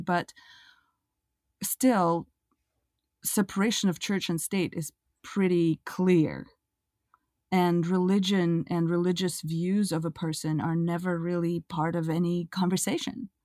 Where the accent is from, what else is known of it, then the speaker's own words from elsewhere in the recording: Russia; moved away as an adult; also born or lived in Israel; now in United States; I come from Russia, I grew up in a kind of agnostic